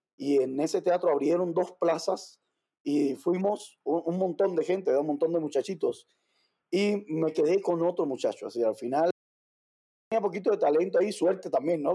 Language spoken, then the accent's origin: Spanish; Havana, Cuba; moved away as an adult; also born or lived in Mérida, Mexico; now in Ciudad Juárez, Mexico; nací en La Habana, Cuba, hace un montón de años ya